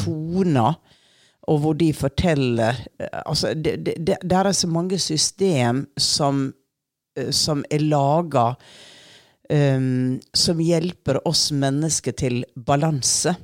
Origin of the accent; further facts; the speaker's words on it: Sunnmøre coast, Western Norway, Norway; jeg vokste jo opp på Vestlandet utenfor kysten.